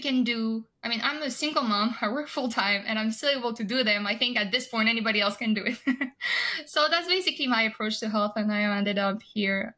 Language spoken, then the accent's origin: English; France; moved away as an adult; now in United States; I'm originally from France